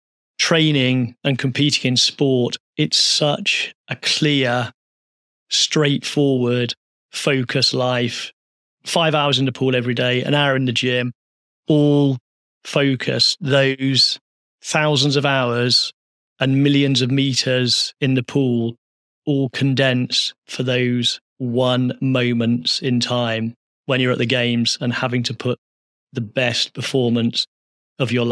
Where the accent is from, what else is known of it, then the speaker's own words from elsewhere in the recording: Midlands, United Kingdom; I grew up in the Midlands, a working class town